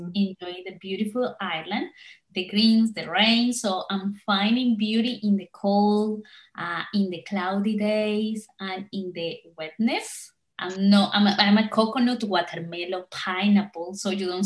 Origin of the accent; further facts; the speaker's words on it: Colombia; also born or lived in Perth, Australia; now in Ireland; I'm originally from Colombia